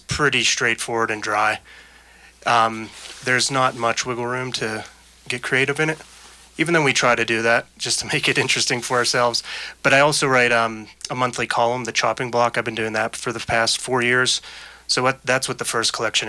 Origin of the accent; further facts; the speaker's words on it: Pittsburgh, Pennsylvania, United States; moved away as an adult; I've been a journalist for the past 13 years and my hometown of Pittsburgh, and out here, I've been out here for 7 years now